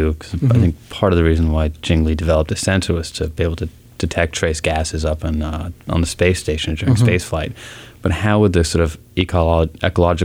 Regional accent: Portland, Oregon, United States; also born or lived in Seattle, Washington; now in California, United States; I grew up in Portland, Oregon

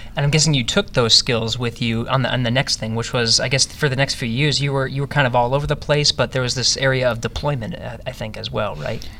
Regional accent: Cranberry Township, Pennsylvania, United States; Western Pennsylvania for me too, Cranberry Township

